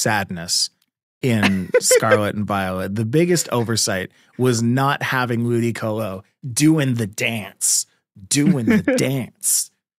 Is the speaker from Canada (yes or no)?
yes; Canada; I'm Canadian.